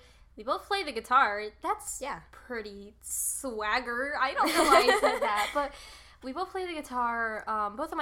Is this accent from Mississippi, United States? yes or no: no; North Carolina, United States; born and raised in North Carolina